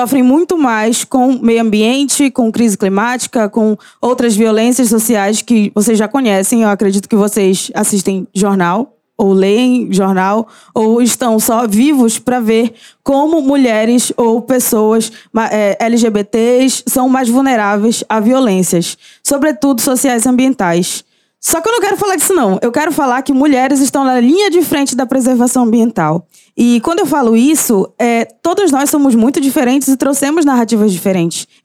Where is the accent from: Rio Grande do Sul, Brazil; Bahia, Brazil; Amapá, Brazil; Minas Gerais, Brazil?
Amapá, Brazil; Laranjal do Jari; gente, eu sou nortista, 23 para mim eu já boto meu moletom, já vou dormir. Então, é isso. É, eu saí do meu território. Eu passei dois dias numa balsa, tá? Pra chegar em Belém, de Laranjal, de Jari para Belém do Pará